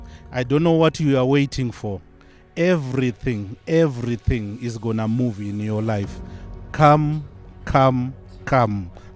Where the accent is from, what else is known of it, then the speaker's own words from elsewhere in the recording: Zimbabwe; now in United Kingdom; Originally, I'm from Zimbabwe, but I'm based in UK. But I'm coming straight from UK.